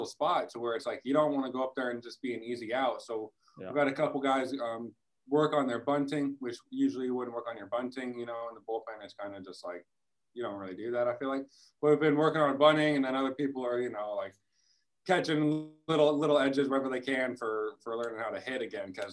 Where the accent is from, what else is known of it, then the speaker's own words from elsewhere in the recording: West Coast, United States; moved away; I'm from the West Coast